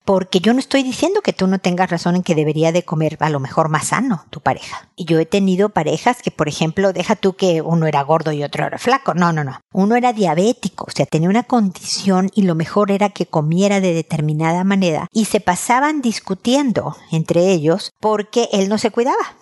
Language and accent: Spanish; Mexico; moved away as an adult; also born or lived in United States / Chile; cuando nos fuimos de México, de donde somos originarios, a Estados Unidos